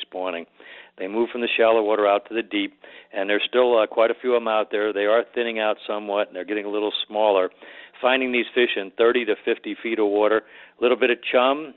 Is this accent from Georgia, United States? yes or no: no; Florida Keys, United States; I'm from the Keys